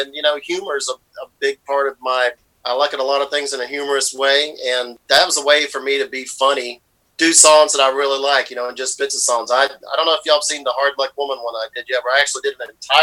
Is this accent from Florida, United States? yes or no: yes; Lakeland, Florida, United States; moved away; my home state, you know, Florida, my hometown down there in Lakeland, Florida.